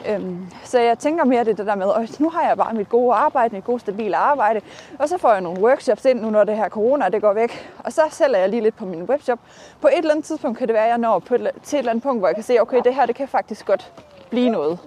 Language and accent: Danish; North Jutland, North Denmark Region, Denmark; moved away as an adult; also born or lived in Aalborg; now in Horsens, Denmark; jeg kommer jo fra Nordjylland